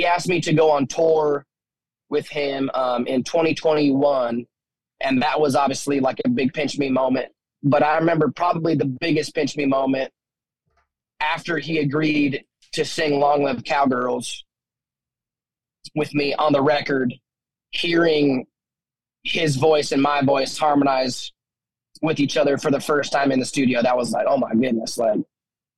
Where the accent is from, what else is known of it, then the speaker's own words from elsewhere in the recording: Wyoming, United States; growing up in Wyoming